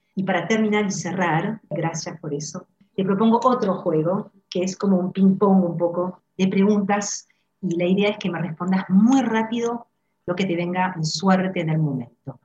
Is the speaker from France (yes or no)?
yes; France; now in Argentina; como francesa